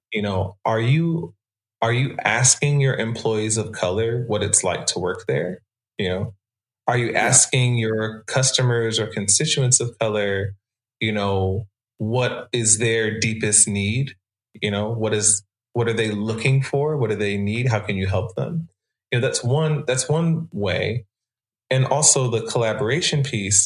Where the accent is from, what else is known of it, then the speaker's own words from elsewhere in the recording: Atlanta, Georgia, United States; I grew up in Atlanta in a Christian context, mostly as a Black person to Jamaican immigrants